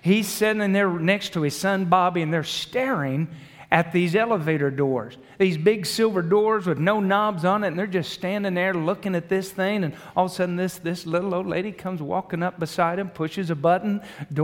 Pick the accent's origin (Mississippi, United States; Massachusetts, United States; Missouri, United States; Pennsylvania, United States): Missouri, United States; Branson; I'm from Southern Missouri around Branson, the Ozarks